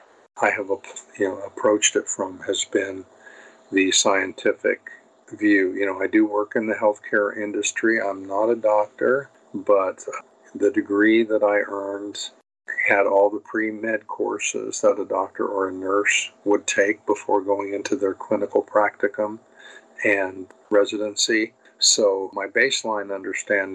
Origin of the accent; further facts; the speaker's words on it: United States; I'm an American